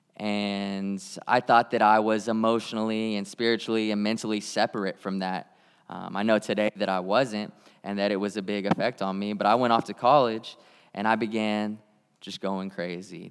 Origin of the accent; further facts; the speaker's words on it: Tulsa, Oklahoma, United States; I grew up in Tulsa, Oklahoma